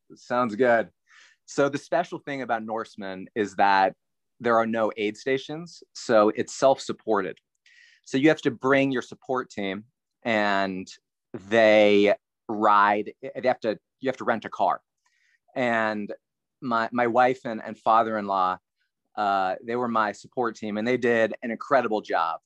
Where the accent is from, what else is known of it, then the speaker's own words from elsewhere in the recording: near Carlisle, South Central Pennsylvania, United States; I grew up in Pennsylvania, small town, outside of Carlisle, which is near Harrisburg, South Central Pennsylvania.